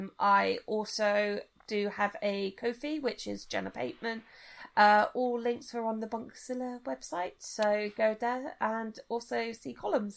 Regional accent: United Kingdom; At the same time, I'm still proud about being British. I live as a British woman. I see myself as European.

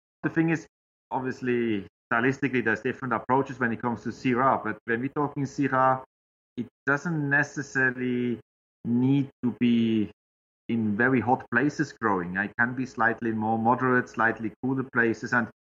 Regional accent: Switzerland; English is a second language; moved away as an adult; as you might know, in Switzerland, we have all a bit of Chasselas. But when I moved from Switzerland over here

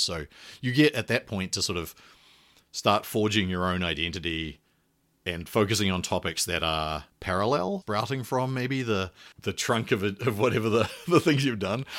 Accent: New Zealand; moved away; I'm a New Zealander and I went to or did all my undergraduate and previous education in New Zealand.

